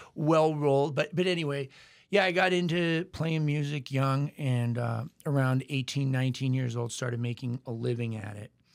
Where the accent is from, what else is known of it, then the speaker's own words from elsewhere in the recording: Portland, Maine, United States; also born or lived in Nashville; now in New Orleans, United States; born and raised in Portland, Maine